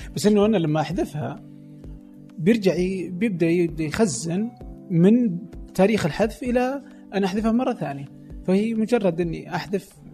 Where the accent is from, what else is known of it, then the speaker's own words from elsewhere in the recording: Saudi Arabia; عندنا في السعودية